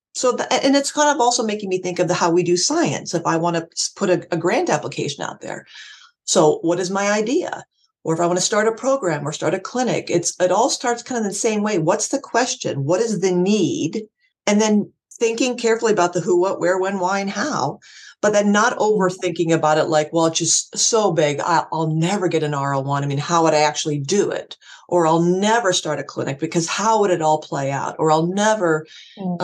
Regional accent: Erie, Pennsylvania, United States; moved away; my hometown Erie

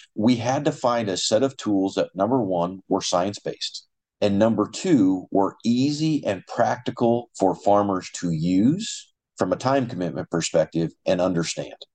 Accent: eastern Colorado, United States; moved away as an adult; now in Iowa, United States; Little history about my background I actually grew up in Colorado

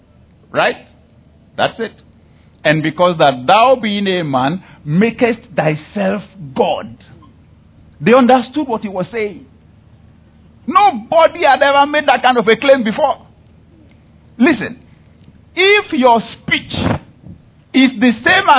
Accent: Nigeria; I am a Nigerian

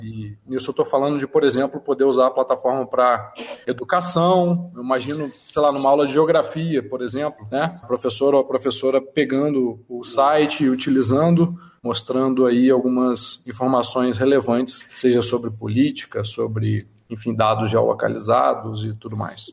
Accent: interior of Rio de Janeiro state, Brazil; now in Curitiba, Brazil; Eu moro aqui em Curitiba atualmente, né? Eu sou do interior do Rio

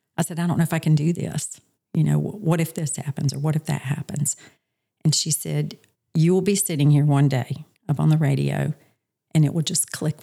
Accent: Charlotte, North Carolina, United States; moved away as an adult; also born or lived in Montana; now in Myrtle Beach, United States; I'm originally from Charlotte, North Carolina. Grew up there with all of my family

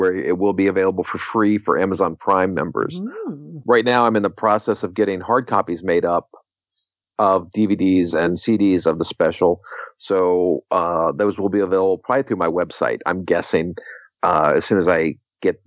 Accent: Washington, District of Columbia, United States; moved away as an adult; now in Los Angeles, United States; my hometown of Washington, D.C.

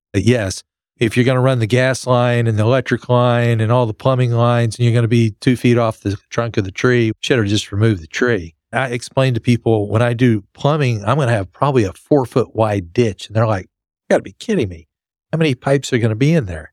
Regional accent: Lubbock, Texas, United States; I grew up in West Texas in Lubbock where there were minimal trees

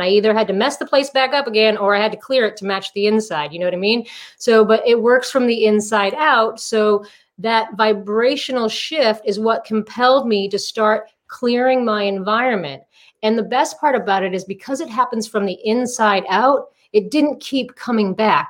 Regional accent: Massachusetts, United States; moved away as an adult; also born or lived in Southern California; now in Palm Desert, United States; I'm originally from Massachusetts. I transplanted to Southern California in 2002.

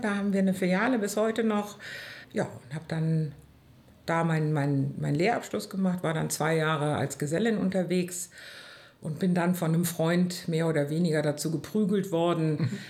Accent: Bonn, North Rhine-Westphalia, Germany; bin eine Urbonnerin.

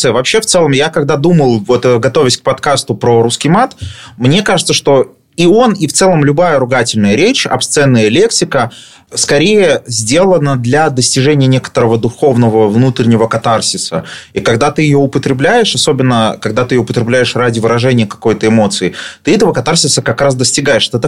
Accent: Saint Petersburg, Russia; Я вырос в Петербурге на таких же окраинных районах и прекрасно понимаю.

